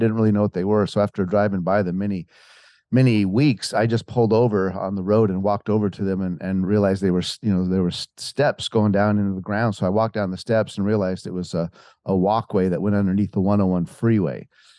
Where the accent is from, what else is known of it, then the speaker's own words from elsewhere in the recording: Montana, United States; moved away as an adult; as you said, I'm from Montana. I came out to Hollywood when I was about 19 years old in 1984, and I went to a music school for about a year.